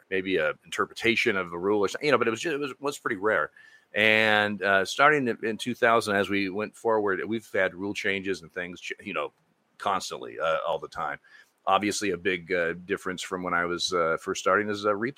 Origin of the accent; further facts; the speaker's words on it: Eugene, Oregon, United States; I started umpiring when I was 15, growing up in Eugene, Oregon